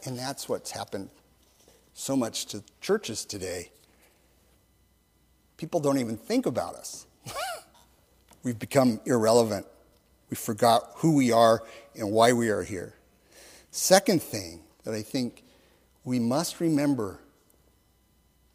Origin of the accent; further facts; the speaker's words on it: Los Angeles, California, United States; I grew up in Los Angeles, and I grew up as a Lakers fan.